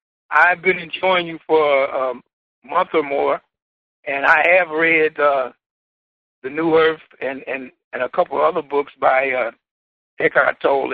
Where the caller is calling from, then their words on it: Milwaukee, Wisconsin, United States; I'm calling from Milwaukee, Wisconsin.